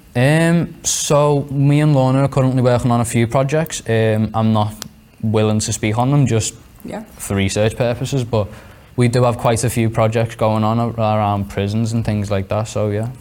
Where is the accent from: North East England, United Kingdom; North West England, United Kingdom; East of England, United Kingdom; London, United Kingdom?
North West England, United Kingdom; Liverpool; I'm 16 from Liverpool